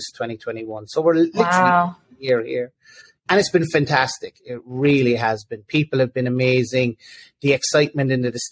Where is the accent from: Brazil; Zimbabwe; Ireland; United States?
Ireland; Cork, Munster; I'm not moving from Cork. I born and reared in Cork